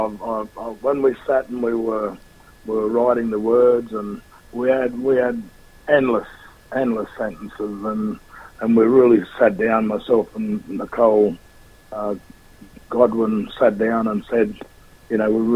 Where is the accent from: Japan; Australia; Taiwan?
Australia